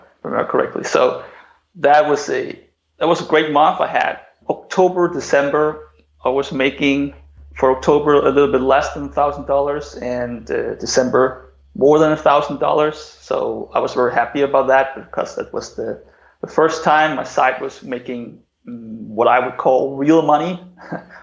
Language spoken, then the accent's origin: English; Denmark; also born or lived in China; I just returned to my home country, which is Denmark.